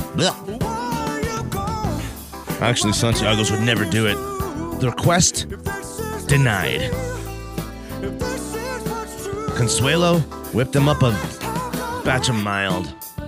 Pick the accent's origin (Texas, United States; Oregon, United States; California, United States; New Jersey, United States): California, United States; Because some guy was talking bad about Colorado. I'm from California.